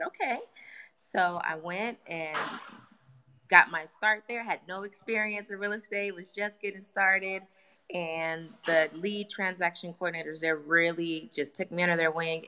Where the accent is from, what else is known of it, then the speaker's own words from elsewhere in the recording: Long Beach, California, United States; I'm from Long Beach.